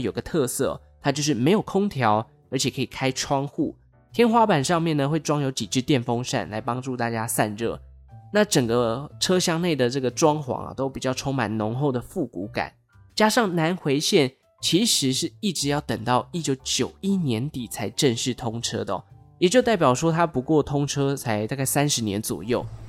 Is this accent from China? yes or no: no; Taichung, Taiwan; 我本身是台中人